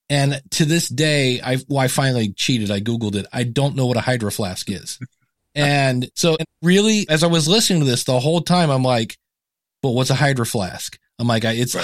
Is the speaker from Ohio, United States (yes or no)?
yes; Akron, Ohio, United States; I was born in Akron, Ohio